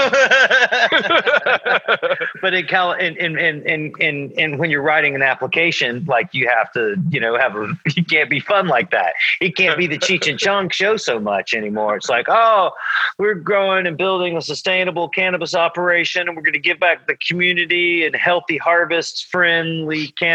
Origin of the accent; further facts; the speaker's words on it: Georgia, United States; moved away as an adult; also born or lived in California / Oklahoma City; I grew up in Georgia and moved to California when I was like in my early 20s